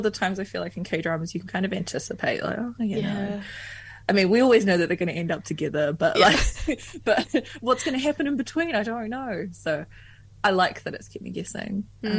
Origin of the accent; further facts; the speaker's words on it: Philippines; This song is called … It means I'm Filipino.